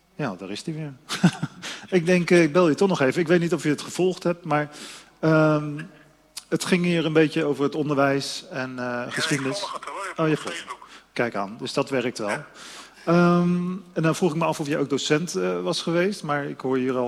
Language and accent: Dutch; Voorburg, South Holland, Netherlands; Ja, dat is mijn geboortestad